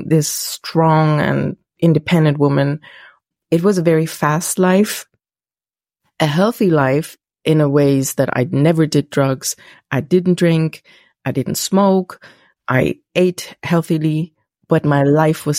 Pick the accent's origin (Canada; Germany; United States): Germany; English is a second language; I'm from Germany, so my English might be like